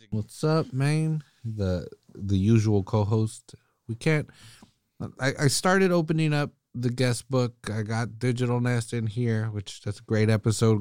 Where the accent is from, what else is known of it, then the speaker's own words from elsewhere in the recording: California, United States; I'm from California